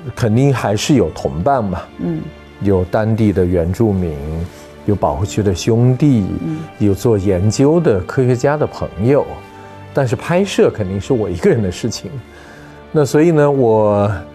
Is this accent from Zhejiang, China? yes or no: no; Weishan, Yunnan, China; 我的家乡叫微山，我，我妈妈的老家嘛，所以我是在微山 长大的，嗯。我们也，呃，在大理的南边